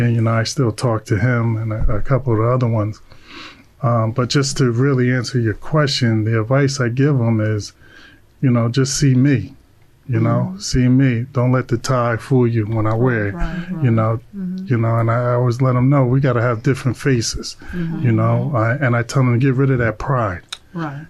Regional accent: Long Branch, New Jersey, United States; I'm from Long Branch too

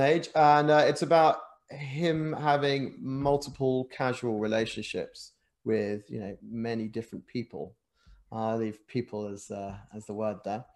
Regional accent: England, United Kingdom; also born or lived in Japan; an Englishman

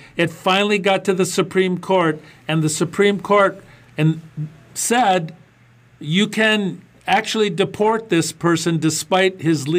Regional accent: Michigan, United States; Congressman Andy Levin from my home state of Michigan, the great state of Michigan

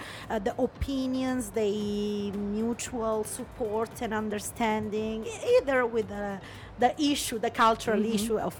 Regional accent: Italy; English is a second language; moved away as an adult; now in United Arab Emirates; because in Italy as well, we were having Italian community mainly, and Italian speaking community mainly.

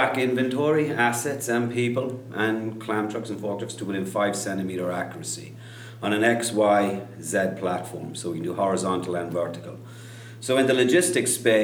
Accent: Kerry, Munster, Ireland; I grew up in Kerry, Southwest Ireland

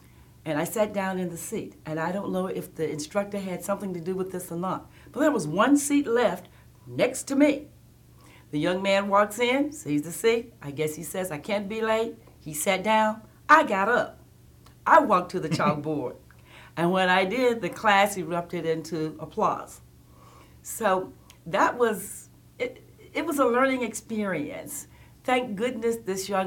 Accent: Tuscumbia, Alabama, United States; I grew up in what they call the Quad Cities in Alabama, specifically Tuscumbia, Alabama.

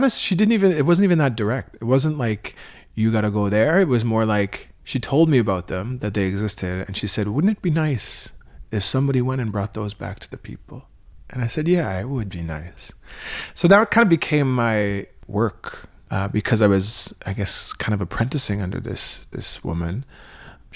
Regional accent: Wolastoqey Nation, Wabanaki territory, New Brunswick, Canada; I come from the Wolustuk Nation in Wabanaki territory

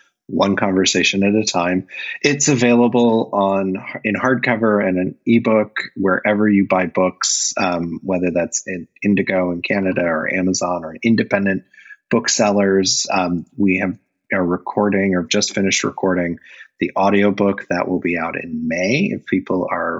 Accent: Indiana, United States; growing up in Indiana

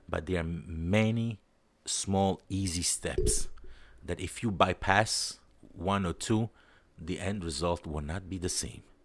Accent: Naples, Campania, Italy; also born or lived in New York, United States; now in Israel; I'm just from Napoli

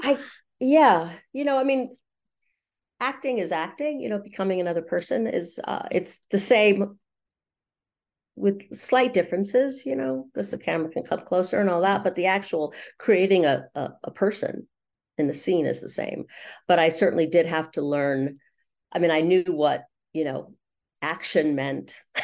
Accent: Los Angeles, California, United States; moved away as an adult; also born or lived in London; I grew up in Los Angeles in the middle of Hollywood

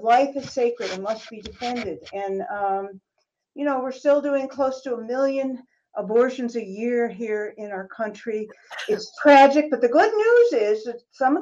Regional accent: New York, United States; I grew up in New York State

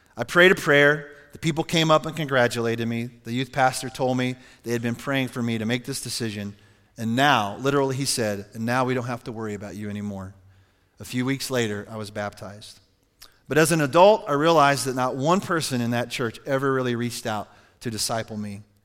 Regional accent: Cheyenne, Wyoming, United States; I was born in Cheyenne, Wyoming, August seventeenth, nineteen sixty-nine.

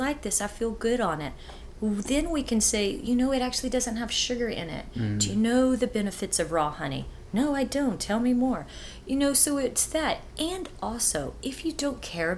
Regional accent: Texas, United States; moved away; also born or lived in New York / Hawaii / Los Angeles; born and raised in Texas

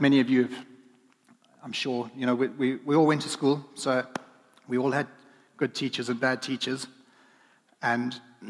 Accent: Zimbabwe; riding horses growing up in Zimbabwe

